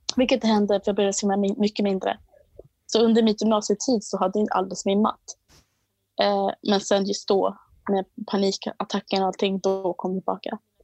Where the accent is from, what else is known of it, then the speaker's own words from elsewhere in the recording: Botkyrka, Stockholm County, Sweden; Jag är uppvuxen i Botkyrka